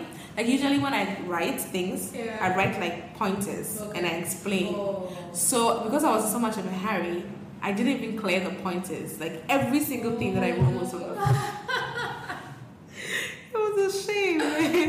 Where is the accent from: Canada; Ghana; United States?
Ghana; And for the first time in my life, I came to appreciate myself as a Ghanaian.